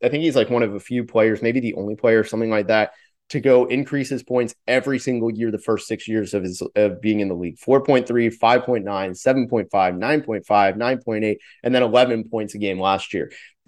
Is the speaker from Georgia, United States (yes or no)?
no; Orlando, Florida, United States; I'm from Orlando, so I've always had an attachment growing up watching them.